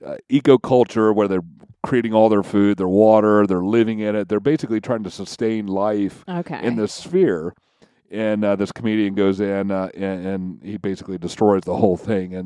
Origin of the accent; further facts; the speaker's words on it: Kentucky, United States; we're from Kentucky